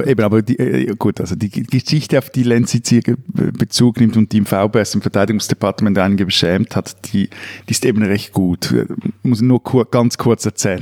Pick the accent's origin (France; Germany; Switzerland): Switzerland; bei uns in der Schweiz